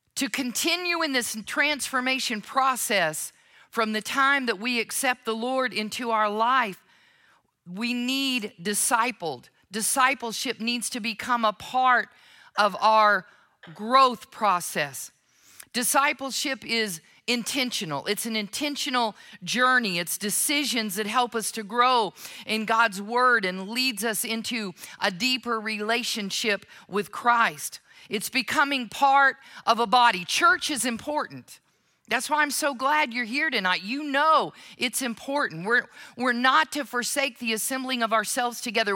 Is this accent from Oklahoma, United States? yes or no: yes; Oklahoma, United States; moved away; When I go to Oklahoma, now I understand that my accent never fully goes away. But when I go to Oklahoma, it's like I drive over that line, I go into my parents' home